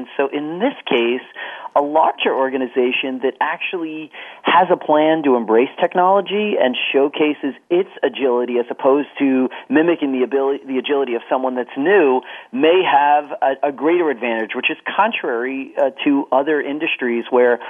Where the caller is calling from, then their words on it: New Jersey, United States; I am calling from my home office in New Jersey